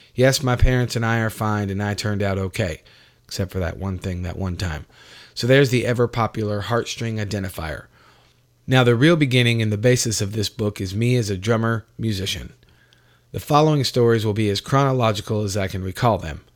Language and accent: English; Gastonia, North Carolina, United States; also born or lived in New York; I wound up with my mother in a city outside of Charlotte, North Carolina, called Gastonia